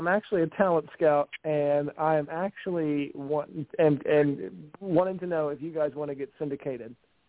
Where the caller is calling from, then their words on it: Philadelphia, Pennsylvania, United States; I'm calling from Philadelphia.